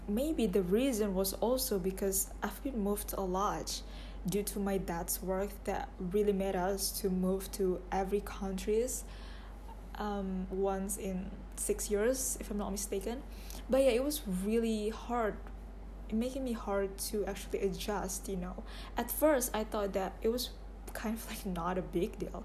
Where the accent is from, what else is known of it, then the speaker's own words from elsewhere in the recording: Indonesia; I'm 21 years old and I'm from Indonesia